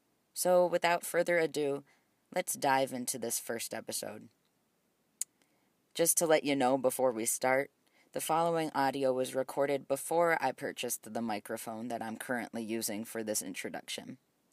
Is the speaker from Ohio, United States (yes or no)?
yes; Ohio, United States; I grew up in Ohio, which is where we currently are, though I attended the University of Alabama for undergrad.